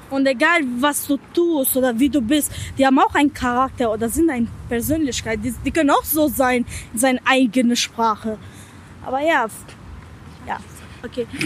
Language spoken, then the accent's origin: German; Albania; German is a second language; now in Germany; Aber als äh, Albaner Ausländer und also.